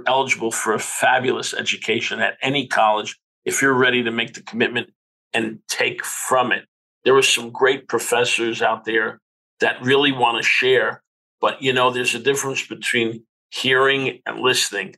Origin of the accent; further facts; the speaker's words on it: Newark, New Jersey, United States; a child growing up in Newark